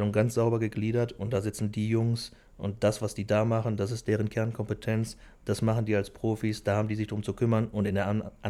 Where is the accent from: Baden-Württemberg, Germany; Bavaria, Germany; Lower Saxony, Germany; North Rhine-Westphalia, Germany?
North Rhine-Westphalia, Germany; Velbert; ich bin äh, Felberter, ich bin in Felbert